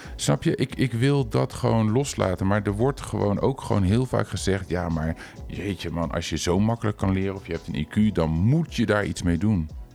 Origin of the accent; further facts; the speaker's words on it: Culemborg, Gelderland, Netherlands; in Culemborg, waar ik vandaan kom